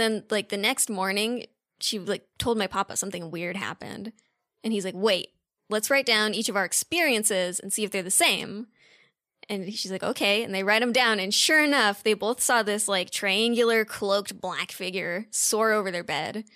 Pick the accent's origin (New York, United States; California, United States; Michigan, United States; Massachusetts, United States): California, United States; Redondo Beach; I'm from Redondo Beach, California